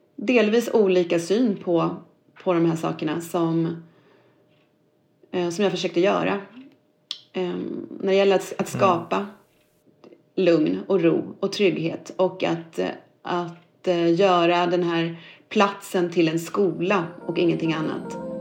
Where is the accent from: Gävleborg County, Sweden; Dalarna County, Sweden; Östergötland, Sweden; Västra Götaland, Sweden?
Östergötland, Sweden; Norrköping; Jag är född i, i Norrköping och uppvuxen där och gått i skola